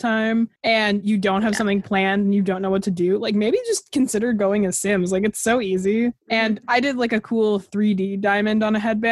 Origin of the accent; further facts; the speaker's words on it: Toronto, Ontario, Canada; we're both from Toronto